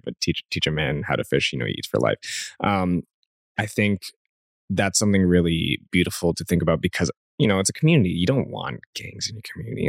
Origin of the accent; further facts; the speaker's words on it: Canada; as a Canadian